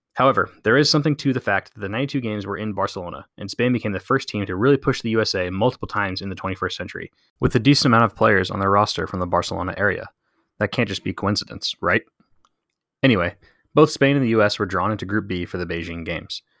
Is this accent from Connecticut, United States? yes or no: no; San Antonio, Texas, United States; I grew up in San Antonio